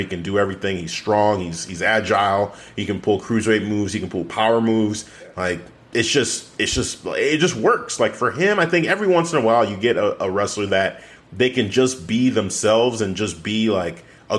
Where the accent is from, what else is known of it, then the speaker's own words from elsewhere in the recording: Nigeria; as a Nigerian